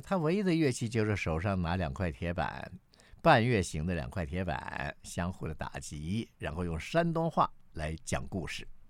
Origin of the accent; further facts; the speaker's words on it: Taichung, Taiwan; 我是生在台中，长在台中的台湾人。不过我的祖籍是在中国大陆的河北省